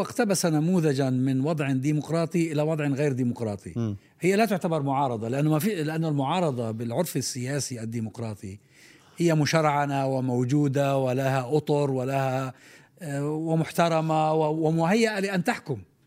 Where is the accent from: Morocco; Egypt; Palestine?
Palestine; عندنا في فلسطين